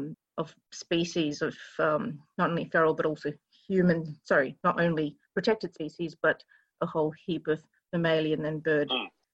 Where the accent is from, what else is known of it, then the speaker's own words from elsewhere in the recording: Australia; especially being Australian, there are many what we call feral or invasive animal species that are present in mainland Australia